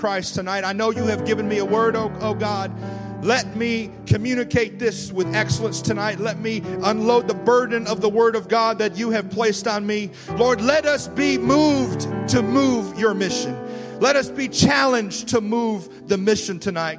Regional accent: Wisconsin, United States; accent: Wisconsin; now in Ohio, United States; I'm originally from Wisconsin. Did you just hear that? Wisconsin. My Wisconsin just came out there.

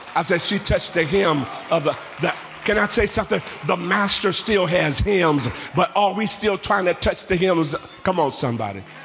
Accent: Central San Joaquin Valley, California, United States; I'm from the Central San Joaquin Valley. Out of my back door are almond orchards for as far as the eyes can see.

